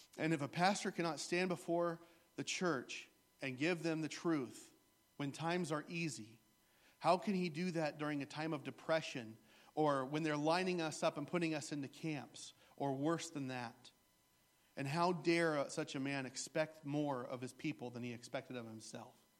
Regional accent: the Bible Belt, United States; I grew up in the Bible Belt where everybody and their grandma is a preacher

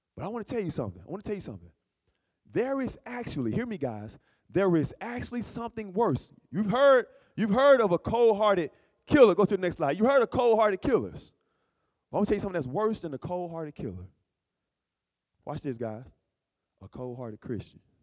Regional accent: Alabama, United States; moved away; also born or lived in Berrien Springs, Michigan; I'm from Alabama

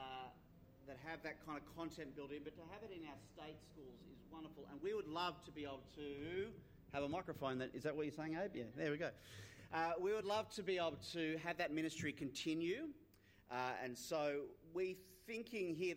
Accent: Australia; There's this quirk in Australian history, because of the fact we were founded by an English colony. We're an English colony

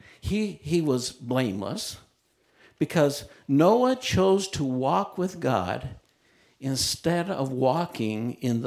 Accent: Utah, United States; I grew up in Utah, and there weren't many Christian camps around

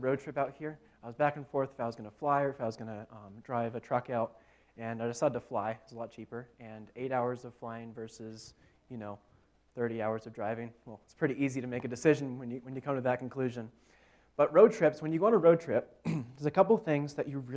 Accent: New Hampshire, United States; I'm from New Hampshire

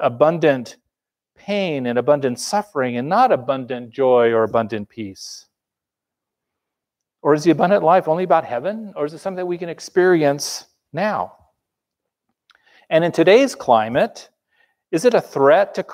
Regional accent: Los Angeles, California, United States; I grew up in Los Angeles

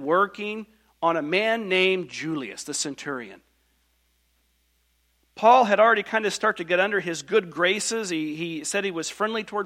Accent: Bedford, Indiana, United States; now in Wisconsin, United States; I grew up in Bedford, Indiana, little bitty church

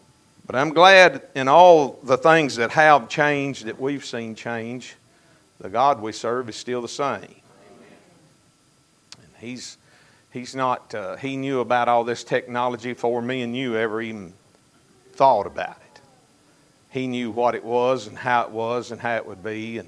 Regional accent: Fountain Run, Kentucky, United States; now in Monroe County, United States; I was raised in the Fountain Run community. I was on the Barron County side, but we went to church at Fountain Run, so I knew all of those Monroe County boys from Fountain Run

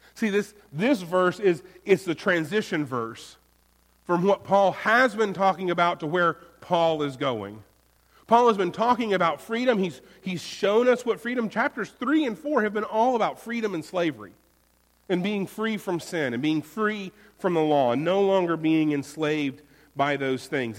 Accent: Florida, United States; now in North Carolina, United States; I'm from Florida. Mine is the Sunshine State

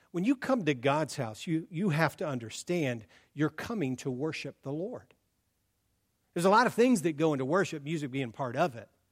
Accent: Columbus, Ohio, United States; now in Oregon, United States; born and raised in Columbus

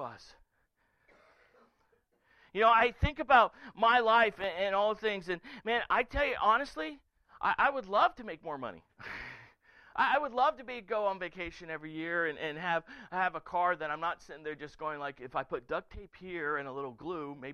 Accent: the South, United States; I was raised in the South by a West Virginia hillbilly

